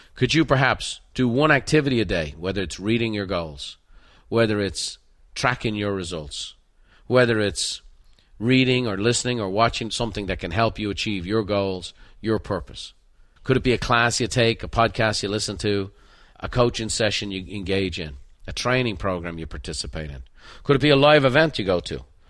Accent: Ireland; moved away; as a painter growing up in Ireland

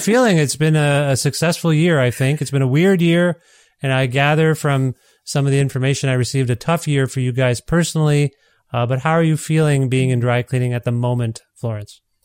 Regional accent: Canada; I'm a Canadian.

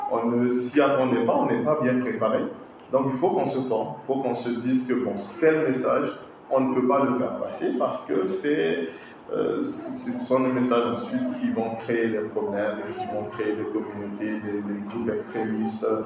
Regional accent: Mali; moi, je suis malien, je suis chrétien.

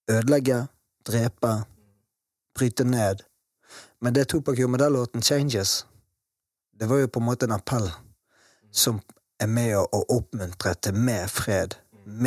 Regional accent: Bergen, Vestland, Norway; Og jeg også ute dette her med nynazismen i Matopen, der jeg vokste opp.

